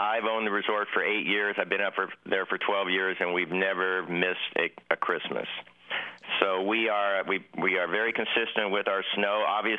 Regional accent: San Diego, California, United States; also born or lived in Rossland, British Columbia; I'm actually a San Diego native, San Diego, California, in Solana Beach, California, as we talk right now, and I have a home in Roslyn, British Columbia, so I split my time between both San Diego and Roslyn, British Columbia.

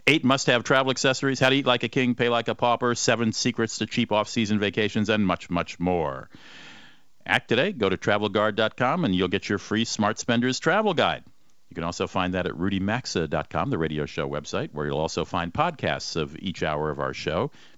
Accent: Cleveland, Ohio, United States; born there; Well, I sort of consider Washington, D.C. my hometown, though I wasn't born there, but I was born in Cleveland, but I was an Army brat, so I didn't live there much.

